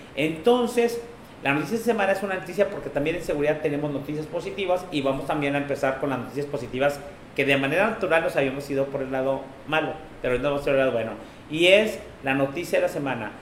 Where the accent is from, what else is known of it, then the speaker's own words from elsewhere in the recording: Mexico; de dónde venimos en la parte de México